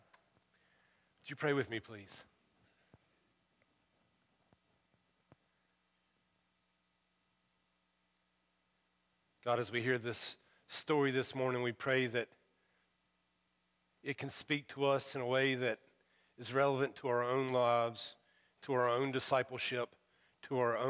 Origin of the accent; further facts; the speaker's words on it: United States; accent: hillbilly; my first language is hillbilly